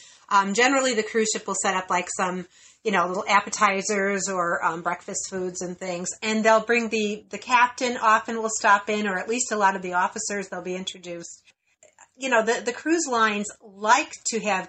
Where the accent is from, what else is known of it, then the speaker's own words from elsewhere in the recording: Chicago, Illinois, United States; We're from Chicago